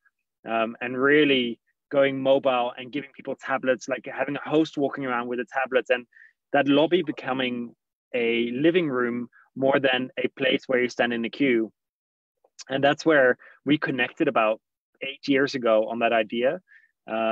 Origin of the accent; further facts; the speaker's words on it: Netherlands; moved away; I'm Dutch originally